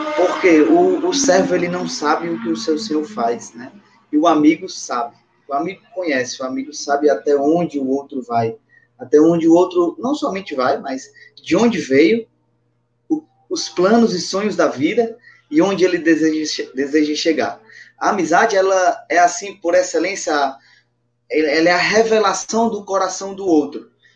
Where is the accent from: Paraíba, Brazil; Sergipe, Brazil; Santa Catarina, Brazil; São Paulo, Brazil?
Paraíba, Brazil; Patos; also born or lived in Brasília / Mossoró / Pacajus; now in Teresina, Brazil; sou natural de Patos, na Paraíba, morei em Brasília